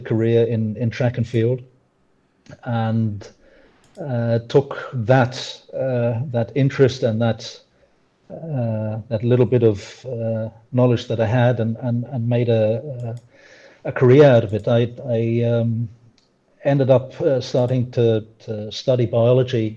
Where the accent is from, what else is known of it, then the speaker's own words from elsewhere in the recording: Australia; moved away; also born or lived in London; quite a part of my growing up, especially the young years, I spent in Australia.